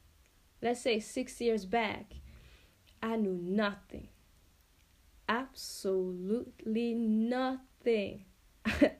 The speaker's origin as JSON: {"language": "English", "town": "Finspång", "region": "Östergötland", "country": "Sweden", "tie": "born or raised there", "also_born_or_lived": "Angola", "said": "I live in a small town called Finspång in Sweden. I am not Swedish. I am from Angola, actually, and I came to Sweden together with my family when I was, you can say, I was around 5 years old. So I've been here pretty much my whole entire life, and yeah, I grew up here"}